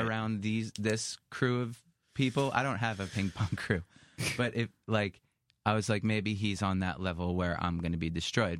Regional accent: New York, United States; growing up in New York

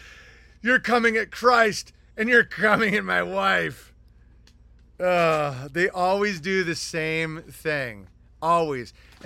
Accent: Pennsylvania, United States; now in Elkton, United States; At the moment, I am from Amish country, Pennsylvania. Right now, I'm in Elkton Federal Prison in Ohio.

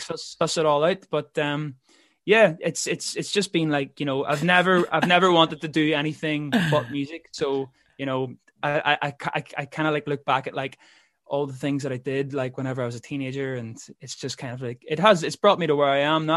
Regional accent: Belfast, Northern Ireland, United Kingdom; also born or lived in London; I'm from Belfast

